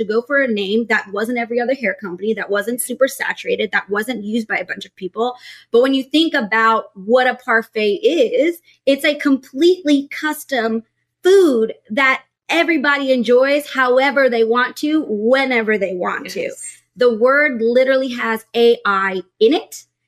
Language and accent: English; Texas, United States; I was from Texas, military family.